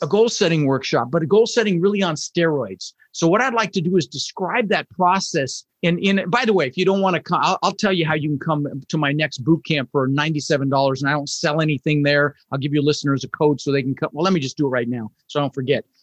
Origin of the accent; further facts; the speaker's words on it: Denver, Colorado, United States; also born or lived in Netherlands; we ended up in Denver, Colorado, and we grew up struggling